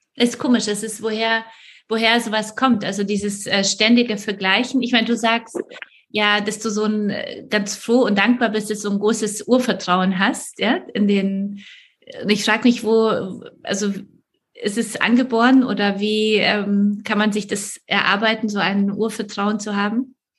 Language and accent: German; Poland; moved away; ich komme aus Polen